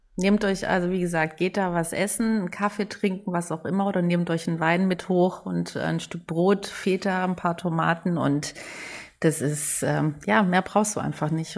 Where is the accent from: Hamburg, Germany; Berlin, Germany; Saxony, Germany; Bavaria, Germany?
Hamburg, Germany; als Hamburgerin